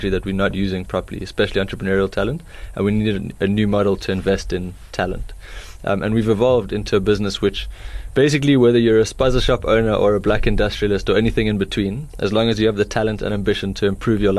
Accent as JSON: {"language": "English", "town": "Johannesburg", "region": "Gauteng", "country": "South Africa", "tie": "born or raised there", "also_born_or_lived": "United States / United Kingdom", "moved": "as an adult", "said": "I grew up in Joburg and then I went to study abroad."}